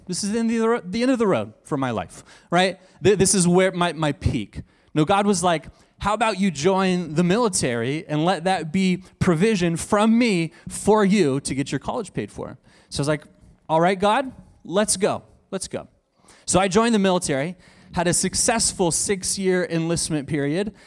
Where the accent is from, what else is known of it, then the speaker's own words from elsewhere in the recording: Texas, United States; I'm from Texas, so I say y'all and fix and two